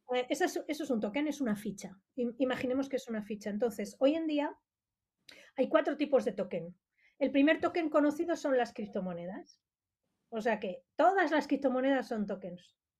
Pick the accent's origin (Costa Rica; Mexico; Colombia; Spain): Spain; Madrid, Community of Madrid; soy de aquí de Madrid